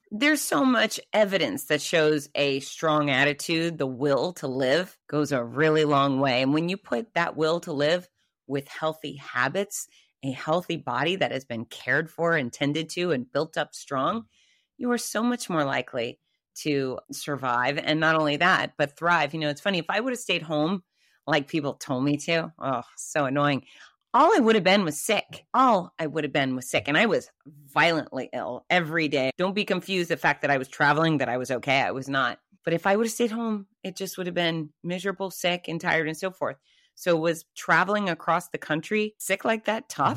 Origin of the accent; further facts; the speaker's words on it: Gainesville, Florida, United States; my hometown of Gainesville, Florida